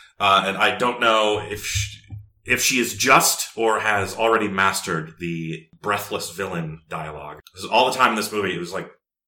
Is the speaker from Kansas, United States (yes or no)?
no; Northern Virginia, United States; I'm from Northern Virginia.